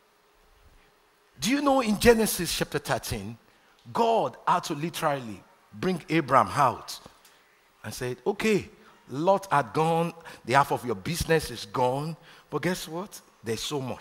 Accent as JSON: {"language": "English", "country": "Nigeria", "tie": "born or raised there", "moved": "as an adult", "said": "I'm a proud Nigerian. I was born in Nigeria. Spent the first 28 years of my life in Nigeria"}